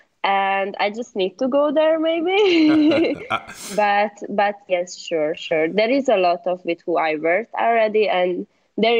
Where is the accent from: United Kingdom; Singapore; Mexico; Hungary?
Hungary; Siófok, Somogy; English is a second language; now in Budapest, Hungary; I was born there. My family living there still, and I was living there 10 years.